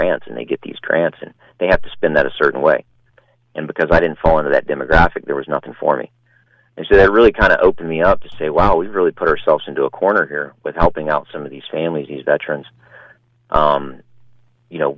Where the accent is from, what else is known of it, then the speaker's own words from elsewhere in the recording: Pasadena, Texas, United States; it's actually in Pasadena, Texas. That's my hometown